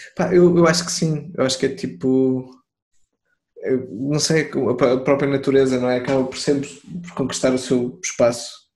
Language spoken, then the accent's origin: Portuguese; Torres Vedras, Lisbon, Portugal; now in Lisbon, Portugal; eu não cresci em Lisboa, eu cresci em eu sou Torres Vedras, andei lá na escola